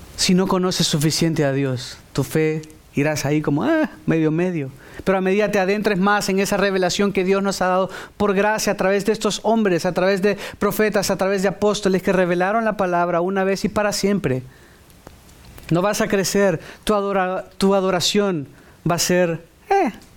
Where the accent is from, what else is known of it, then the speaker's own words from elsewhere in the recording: El Salvador; Yo soy salvadoreño y soy, seré siempre salvadoreño